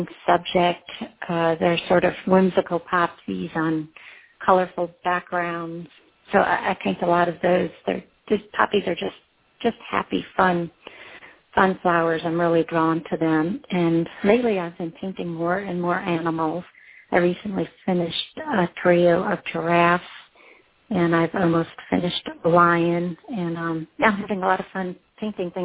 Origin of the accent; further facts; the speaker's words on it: East Coast, United States; I grew up on the East Coast